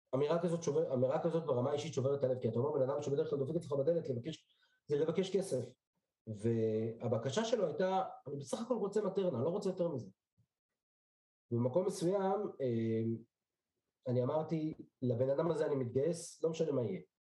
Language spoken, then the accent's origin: Hebrew; Petah Tikva, Central District, Israel; also born or lived in Bnei Brak; נולדתי בשנת תשע עשרה שמונים וארבע בבני ברק, במשפחה דתית לאומית.